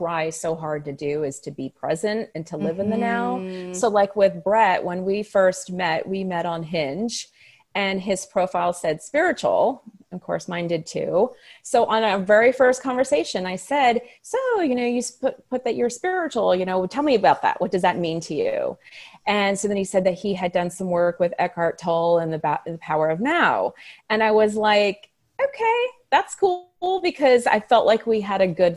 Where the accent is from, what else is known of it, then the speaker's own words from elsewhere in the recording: Pennsylvania, United States; moved away as an adult; also born or lived in New York City; I'm originally from Pennsylvania and I grew up in a small town.